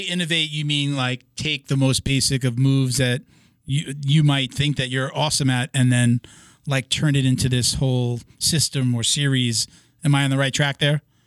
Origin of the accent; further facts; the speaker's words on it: New York, United States; I'm from New York